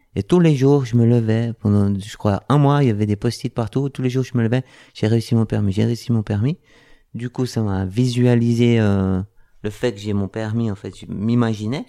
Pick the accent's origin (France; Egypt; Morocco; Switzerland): Switzerland; je suis suisse, de métier cuisinier